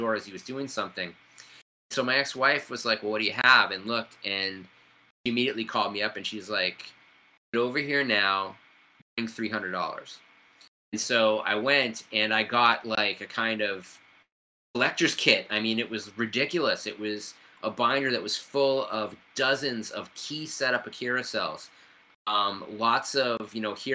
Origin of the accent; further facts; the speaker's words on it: Salem, Massachusetts, United States; also born or lived in Lynn, Massachusetts; my hometown of Lynn, Massachusetts. So, you know, growing up in Salem